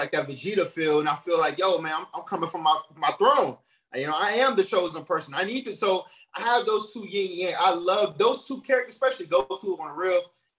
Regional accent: Chicago, Illinois, United States; I'm from the block, man. I'm from the G, man. I'm off from Chi-Town.

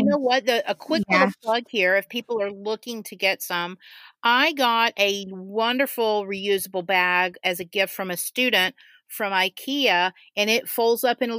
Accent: Florida, United States; I'm like from Florida, and I'm used to all that humidity and moisture.

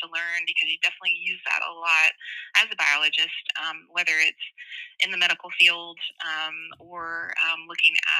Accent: Tennessee, United States; moved away as an adult; now in Georgia, United States; I was born in Tennessee, which is a landlocked state.

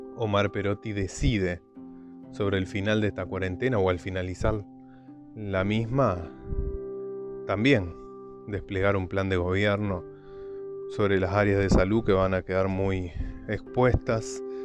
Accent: Argentina; somos argentinos

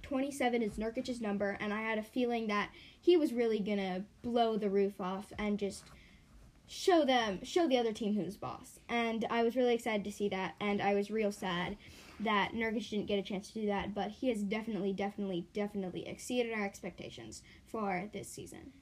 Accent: Portland, Oregon, United States; we're both from Portland

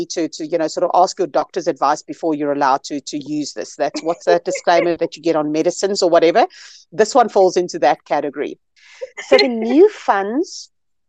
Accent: South Africa; I'm a South African, very proudly so. This is where I live.

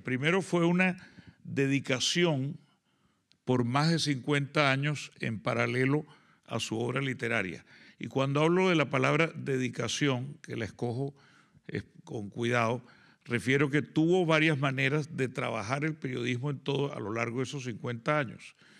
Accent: Colombia; dos personas que hemos venido de Colombia. Somos la delegación colombiana en este festival

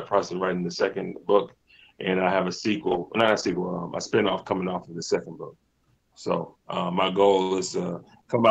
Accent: Virginia Beach, Virginia, United States; now in Hampton, United States; I'm originally from Virginia Beach, Virginia.

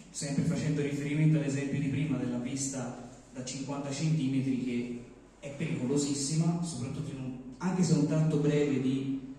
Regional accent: Borgo San Lorenzo, Tuscany, Italy; non sono di Calenzano, mi è stato segnalato questo evento e eh, sono del, del Mugello, per la precisione Borgo San

